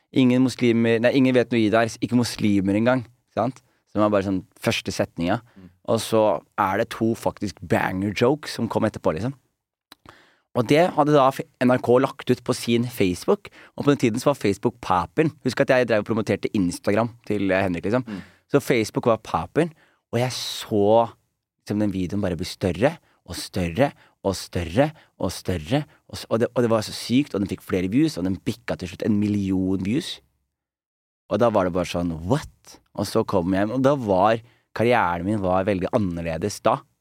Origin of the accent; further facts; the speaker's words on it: Skien, Telemark, Norway; moved away; … og venner hjemme i Skien